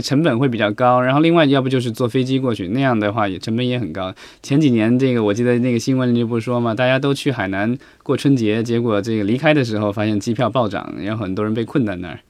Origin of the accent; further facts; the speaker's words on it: China; 我们国内